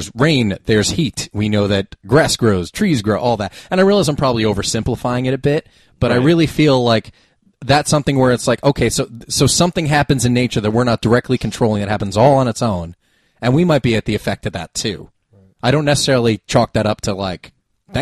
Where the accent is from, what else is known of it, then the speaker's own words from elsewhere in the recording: United States; growing up in America